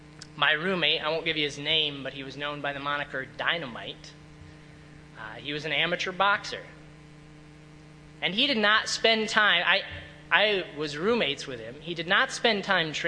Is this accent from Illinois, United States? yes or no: yes; Illinois, United States; I grew up in Illinois for a good while